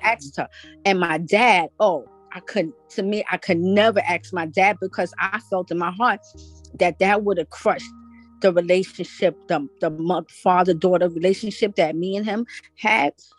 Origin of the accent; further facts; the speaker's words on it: New York City, New York, United States; I grew up in Brooklyn